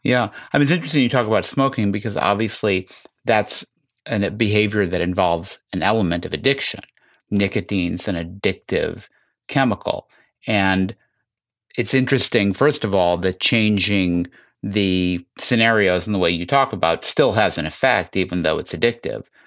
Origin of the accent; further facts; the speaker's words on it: Chicago, Illinois, United States; I grew up in Chicago